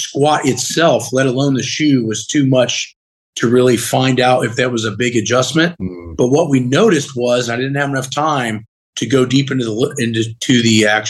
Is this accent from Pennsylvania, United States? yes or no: no; Muncie, Indiana, United States; I'm up from Muncie.